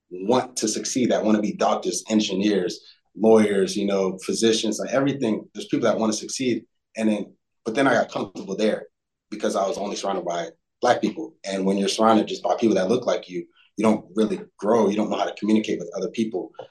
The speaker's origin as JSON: {"language": "English", "town": "Fort Lauderdale", "region": "Florida", "country": "United States", "tie": "born or raised there", "said": "I, I grew up in Fort Lauderdale. I went to a school and like"}